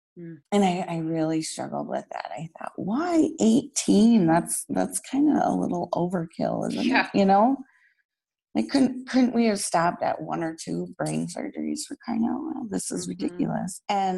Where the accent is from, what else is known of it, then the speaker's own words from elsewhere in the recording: Minnesota, United States; And in my hometown church here in Minnesota, they had a healing mass for me.